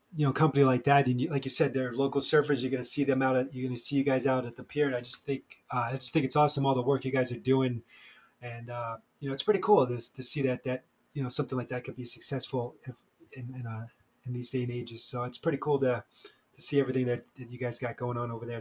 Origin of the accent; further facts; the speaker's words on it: New York, United States; now in Charleston, United States; I'm originally from New York